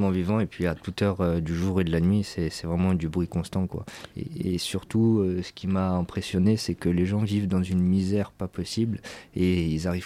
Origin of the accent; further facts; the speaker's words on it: France; accent: French; nous, avec notre accent anglais qu'on a de français